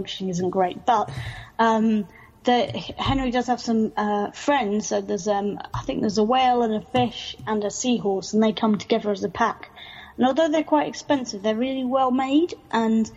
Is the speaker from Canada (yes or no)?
no; Suffolk, East of England, United Kingdom; now in London, United Kingdom; I grew up in Suffolk, which they rural